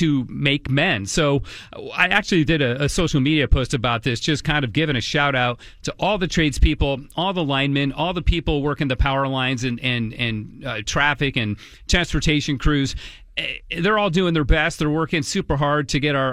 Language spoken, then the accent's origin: English; New England, United States; also born or lived in Utah / Michigan / Minnesota; now in Portland, United States; I grew up in New England too, and I lived in Michigan